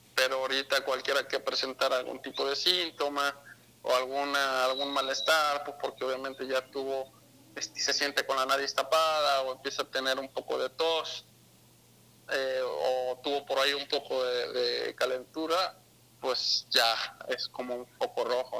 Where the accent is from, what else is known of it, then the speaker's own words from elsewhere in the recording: Mexico City, Mexico; also born or lived in Guadalajara, Jalisco; yo nací en Ciudad de México